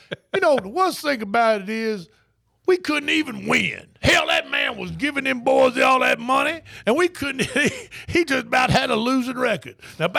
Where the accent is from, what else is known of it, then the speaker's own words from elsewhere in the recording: Tennessee, United States; I'm from Franklin County, Tennessee.